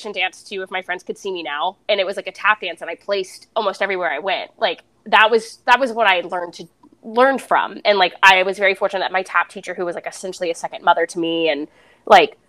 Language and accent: English; Atlanta, Georgia, United States; I'm from Atlanta